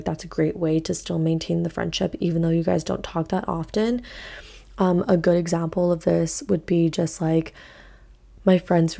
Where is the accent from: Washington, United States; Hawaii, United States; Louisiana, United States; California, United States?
Hawaii, United States; So I grew up obviously in Hawaii